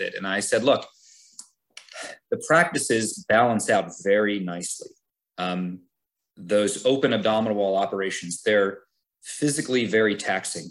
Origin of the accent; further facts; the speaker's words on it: Scranton, Pennsylvania, United States; moved away as an adult; also born or lived in Cleveland, Ohio; now in Hershey, United States; I grew up in Scranton. I, I stayed home for college.